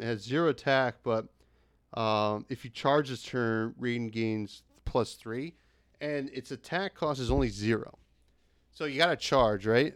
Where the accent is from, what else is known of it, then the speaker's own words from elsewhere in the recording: New Jersey, United States; I'm from Jersey